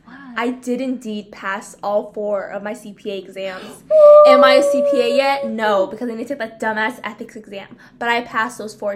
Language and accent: English; California, United States; first language Vietnamese; English is a second language; we actually were both born and raised in California.